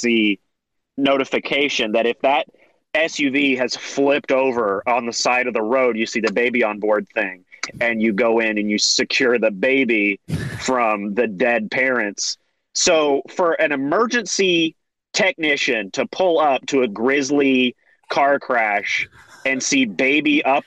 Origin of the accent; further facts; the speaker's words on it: Tennessee, United States; I'm from the Bible Belt. And I'm from Tennessee and stuff. I'm in Tennessee now